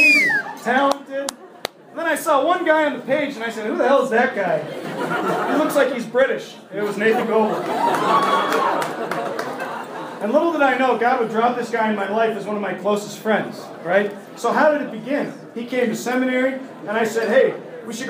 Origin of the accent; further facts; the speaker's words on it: United States; We're American